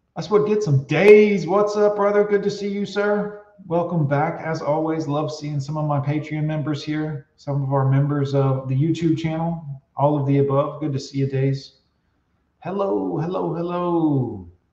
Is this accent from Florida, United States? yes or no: yes; Fort Lauderdale, Florida, United States; I grew up in Fort Lauderdale